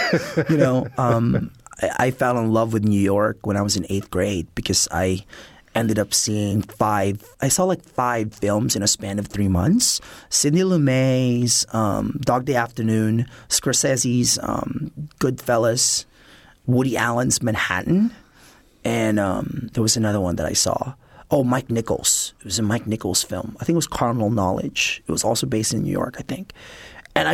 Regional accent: Philippines; also born or lived in Manila; So I was born in Manila, which is the largest city in the Philippines, but I grew up mostly in the provinces, 5 hours south of Manila

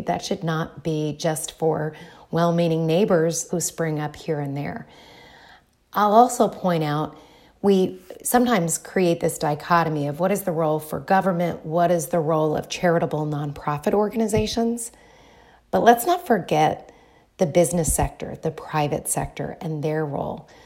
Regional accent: Dayton, Ohio, United States; also born or lived in Bloomington, Indiana; I am originally from Dayton, Ohio.

